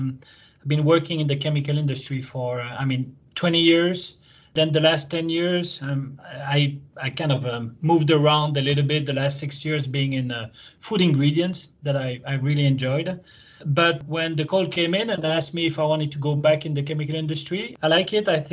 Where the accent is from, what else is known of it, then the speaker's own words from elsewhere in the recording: Belgium; also born or lived in France / United States; now in Japan; I'm Belgian originally.